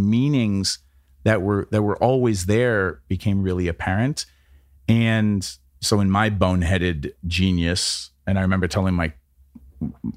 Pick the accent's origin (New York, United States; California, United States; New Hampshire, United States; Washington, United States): New Hampshire, United States; growing up in New Hampshire and, you know, being the captain of the football team